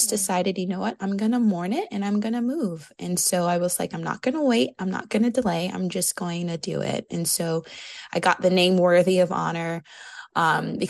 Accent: New York, United States; moved away as an adult; now in South Carolina, United States; I'm originally from New York

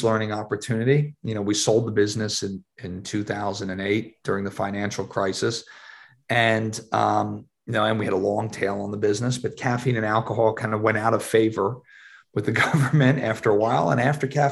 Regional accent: Philadelphia, Pennsylvania, United States; moved away as an adult; also born or lived in St. Louis; I grew up in Philadelphia

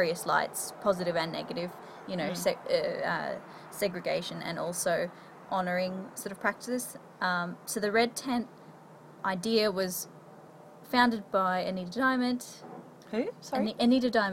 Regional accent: Queensland, Australia; I grew up in Queensland

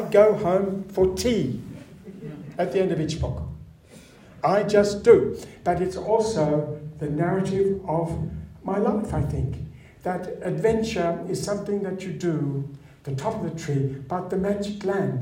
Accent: Sydney, New South Wales, Australia; I was brought up in Lane Cove.

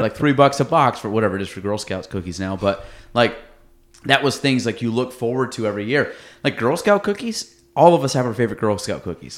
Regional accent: Chazy, New York, United States; born or raised there

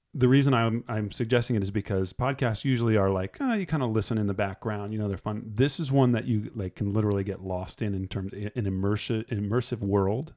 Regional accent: New Jersey, United States; I'm from Jersey

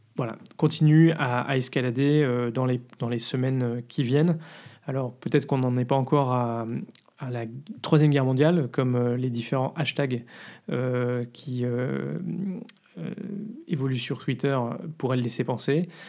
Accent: France; moved away as an adult; now in Brussels, Belgium; on est français

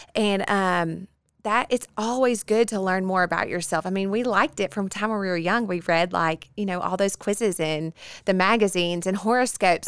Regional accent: Bossier City, Louisiana, United States; born and bred in Bossier City

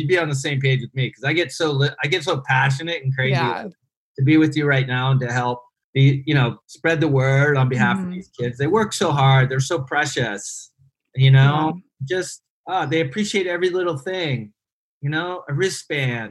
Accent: Ohio, United States; moved away as an adult; now in Cambodia; I grew up in Amish country, Ohio, where tennis was kind of like Cambodia

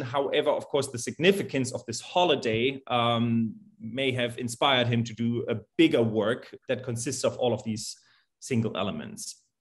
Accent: Germany; moved away as an adult; also born or lived in Salt Lake City, Utah, United States; now in Greencastle, United States; I'm born and raised in Germany um, and went to the United States in 2012 to get my doctorate in choral conducting at the University of Utah.

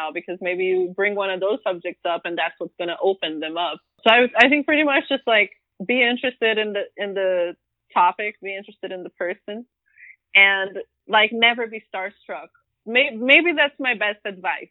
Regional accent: Brazil; now in United States; I grew up in Brazil

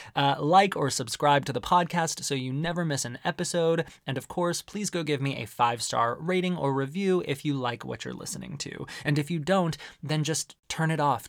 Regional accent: Arizona, United States; growing up in Arizona

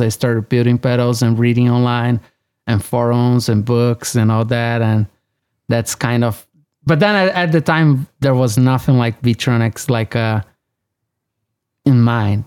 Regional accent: São Paulo, Brazil; now in Los Angeles, United States; I was born and raised in Brazil, in São Paulo.

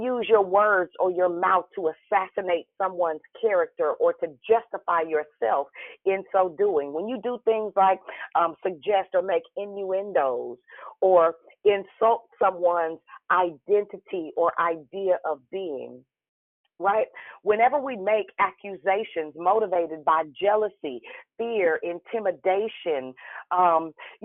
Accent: Richmond, California, United States; now in Vallejo, United States; I'm from Richmond

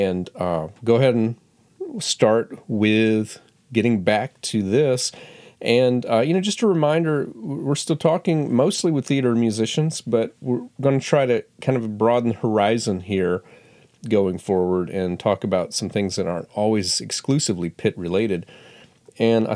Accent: Florida, United States; I grew up in Florida

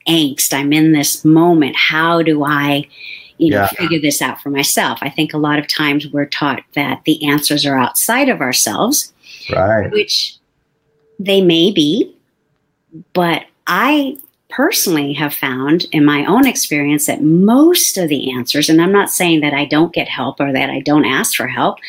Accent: South San Francisco, California, United States; my parents bought a house when I was 4 in South City. So I lived there for 35 years.

